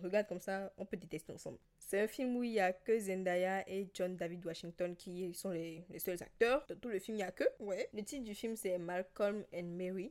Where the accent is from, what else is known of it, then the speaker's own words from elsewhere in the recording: Benin; Je suis béninoise, j'ai grandi avec tes parents, tous les deux béninois et chrétiens